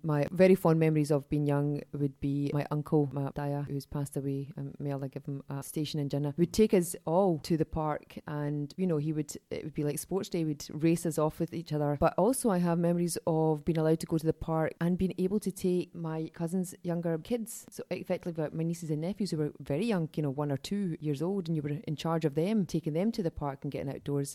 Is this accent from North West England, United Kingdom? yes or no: no; Glasgow, Scotland, United Kingdom; I grew up in Glasgow, so I'm a child of the seventies